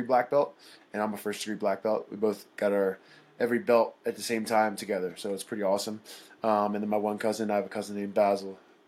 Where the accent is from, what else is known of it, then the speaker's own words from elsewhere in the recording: Philadelphia, Pennsylvania, United States; moved away as an adult; now in Denver, United States; I'm born and raised in Philadelphia